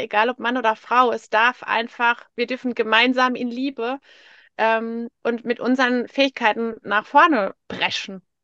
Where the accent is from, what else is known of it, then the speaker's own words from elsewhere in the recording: Bad Bergzabern, Rhineland-Palatinate, Germany; moved away; im Ursprung bin ich so aus Bad Bergzabern